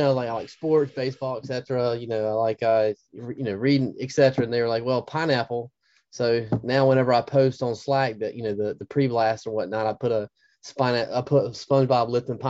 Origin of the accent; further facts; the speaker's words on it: Eastern North Carolina, United States; also born or lived in Nashville, Tennessee; I'm 40 years old. I was born and raised in Eastern North Carolina, moved to Nashville, Tennessee for about 3 or 4 years for work. And I sell software, and then came back here.